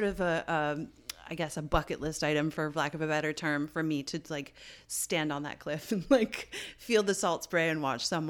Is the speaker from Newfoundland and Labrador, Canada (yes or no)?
yes; St. John's, Newfoundland and Labrador, Canada; born or raised there